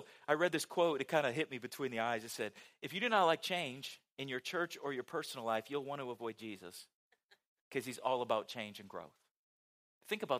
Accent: West Coast, United States; moved away; Growing up on the West Coast

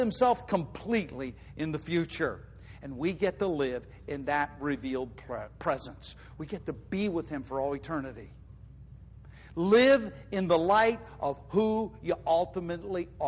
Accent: United States; I'm an American citizen.

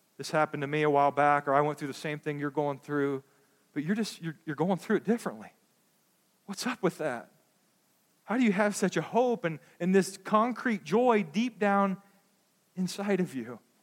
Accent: United States; as American Christians

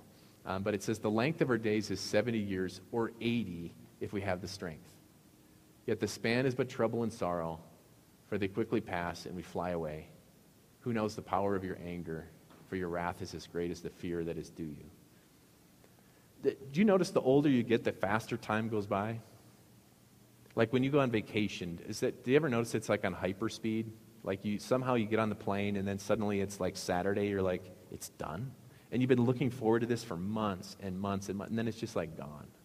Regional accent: Midwest, United States; I can't say bag because it's very obvious I'm from the Midwest, so I have to say sack

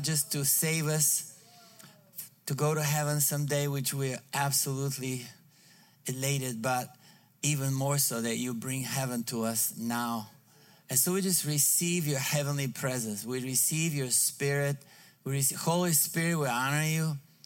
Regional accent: Bulgaria; English is a second language; moved away as an adult; now in United States; I was born in Bulgaria, raised in trained by the communists

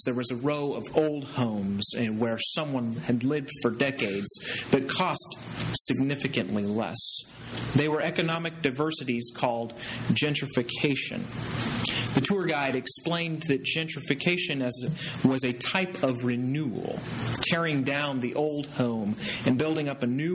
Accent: Kansas, United States; moved away as an adult; also born or lived in Waco, Texas / Temple, Texas / Louisiana; I'm from Kansas, and I went to Friends University in Wichita, Kansas

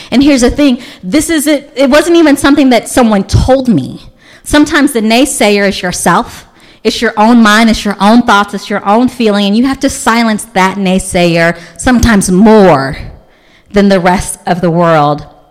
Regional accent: Louisville, Kentucky, United States; now in Montgomery County, United States; I grew up in Louisville, Kentucky, which is the Bible Belt

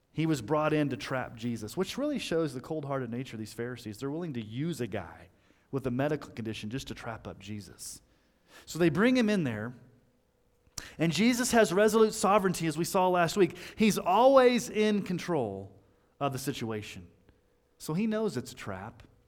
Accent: United States; us Americans

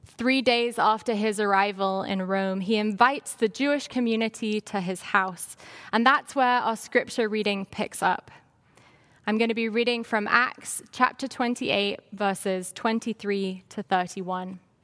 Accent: London, United Kingdom; moved away; I grew up in London, England

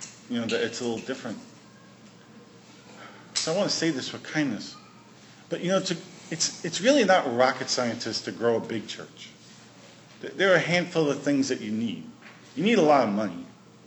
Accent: New York City, New York, United States; now in Prince Edward Island, Canada; I grew up in Brooklyn. We didn't grow too many things in Brooklyn.

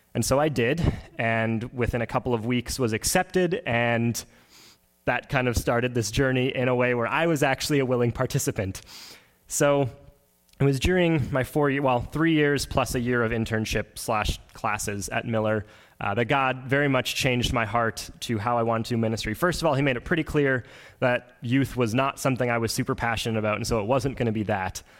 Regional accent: Oakbank, Manitoba, Canada; I'm from Oak Bank, Manitoba, so really not that far from here. It was about a 35, 40 minute drive this morning, um, and I grew up on a grain farm.

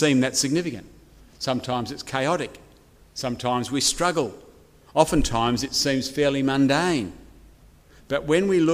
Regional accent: Chatswood, New South Wales, Australia; moved away as an adult; now in Wagga Wagga, Australia; I've been living in the great city of Wagga Wagga for now 20 years, but I grew up here in Chatswood.

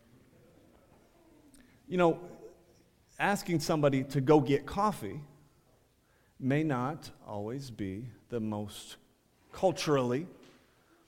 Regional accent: Ohio, United States; I think I'm from Ohio.

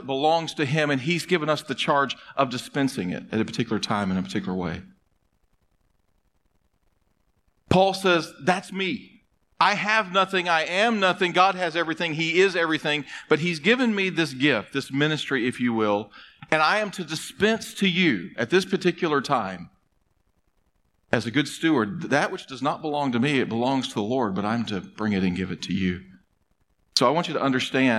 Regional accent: United States; as American human beings

